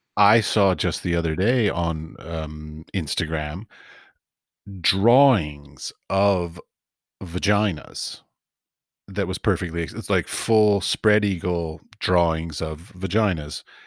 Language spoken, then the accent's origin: English; Washington, District of Columbia, United States; moved away; also born or lived in Middle East / Europe; I grew up in Washington, D C, and my father's a priest